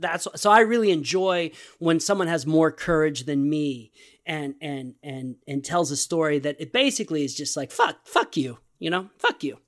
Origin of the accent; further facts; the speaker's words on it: Texas, United States; I am a Texan